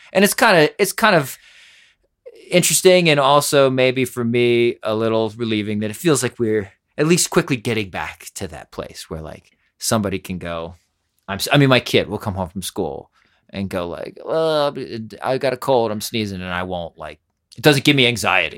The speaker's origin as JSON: {"language": "English", "region": "Pennsylvania", "country": "United States", "tie": "born or raised there", "also_born_or_lived": "New York", "moved": "yes", "said": "I grew up in Pennsylvania, but sort of a New Yorker."}